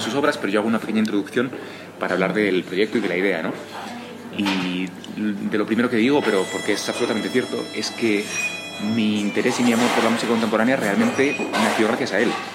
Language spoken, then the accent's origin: Spanish; Spain; also born or lived in Germany / United States; yo soy español